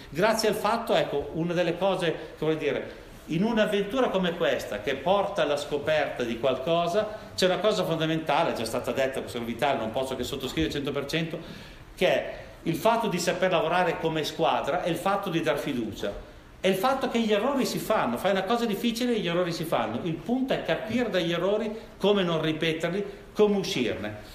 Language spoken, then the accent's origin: Italian; Milan, Lombardy, Italy; io vengo da Milano